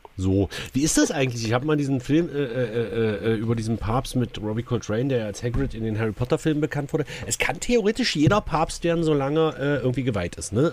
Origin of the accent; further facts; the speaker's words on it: Saxony-Anhalt, Germany; Bei uns in Sachsen-Anhalt, zumindest auch im Land